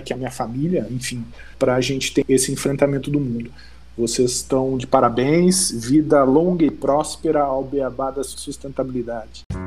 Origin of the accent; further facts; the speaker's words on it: Rio Grande do Sul, Brazil; lá da minha terra. Eu sou gaúcho, sou do Rio Grande do Sul e me orgulho dessa minha origem